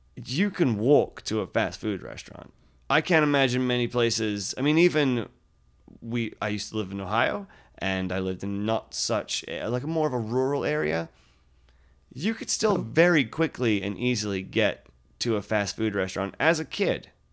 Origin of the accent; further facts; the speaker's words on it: Yeovil, South West England, United Kingdom; moved away; When I was a child, I grew up in the United Kingdom, and there was one fast food restaurant in our town